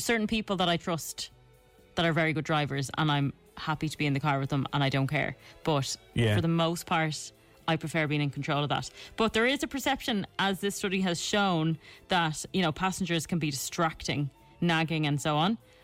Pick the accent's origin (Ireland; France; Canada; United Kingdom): Ireland